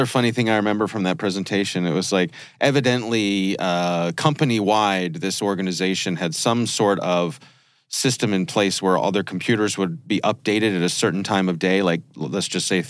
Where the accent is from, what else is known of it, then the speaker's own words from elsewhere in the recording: France; now in West Philadelphia, United States; Right. We are from France.